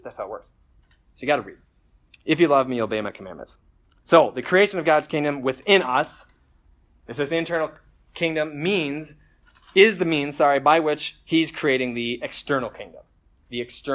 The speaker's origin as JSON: {"language": "English", "country": "United States", "said": "as Americans"}